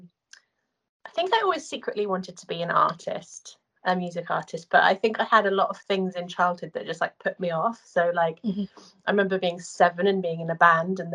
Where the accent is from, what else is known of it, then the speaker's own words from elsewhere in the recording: Guildford, South East England, United Kingdom; moved away as an adult; now in United States; I'm from Guildford